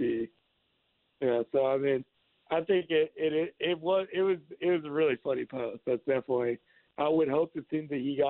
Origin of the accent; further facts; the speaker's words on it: Washington, United States; the house I grew up in Shaw, Washington.